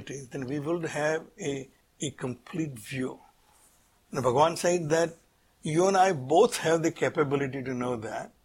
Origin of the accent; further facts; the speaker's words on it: Surat, Gujarat, India; I was born in Surat, then I went to architecture school